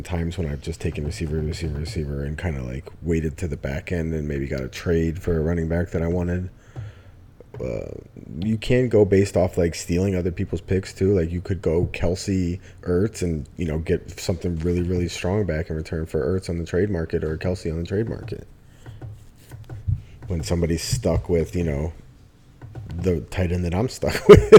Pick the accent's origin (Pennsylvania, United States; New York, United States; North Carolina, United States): Pennsylvania, United States; Philadelphia; I'm from Philly